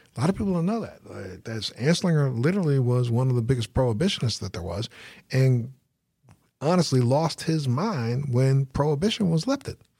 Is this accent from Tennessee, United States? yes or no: no; Baltimore, Maryland, United States; Baltimore, you, that's, that's my hometown